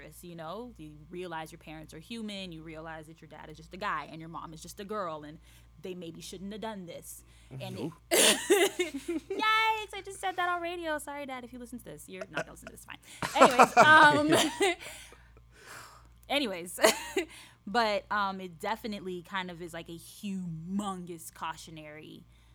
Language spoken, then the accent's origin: English; Haiti; moved away; I grew up in Haiti